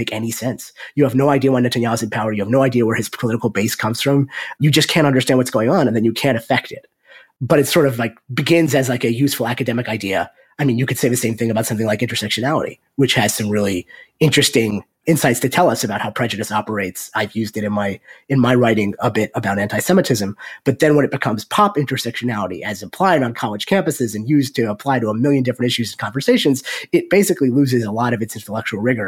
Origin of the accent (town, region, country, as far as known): United States